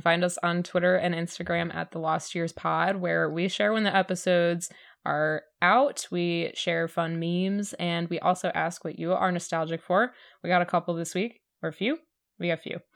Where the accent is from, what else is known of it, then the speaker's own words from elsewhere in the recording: Michigan, United States; I'm from Michigan